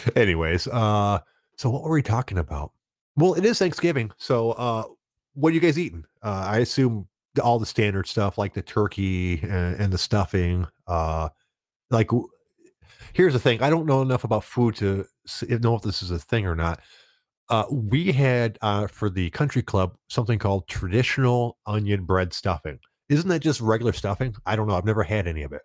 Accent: Rochester Hills, Michigan, United States; now in Auburn Hills, United States; I grew up in Rochester Hills

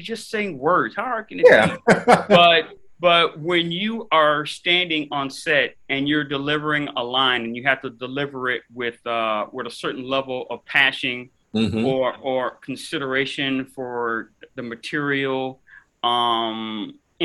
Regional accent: Miami, Florida, United States; I'm in Miami, born and raised. I grew up here

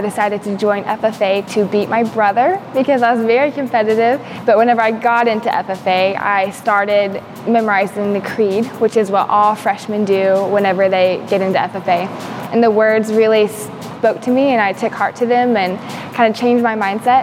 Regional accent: Valley Springs, Arkansas, United States; I am from Valley Springs, Arkansas

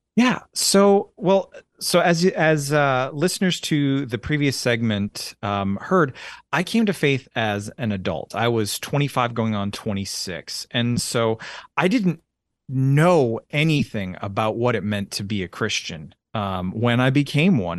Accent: Orangeville, Ontario, Canada; moved away as an adult; also born or lived in Alberta / London, Ontario; now in Tennessee, United States; I was born in Orangeville, Ontario, lived, uh, bounced around, uh, between Ontario and, uh, the province of Alberta, uh, a fair bit

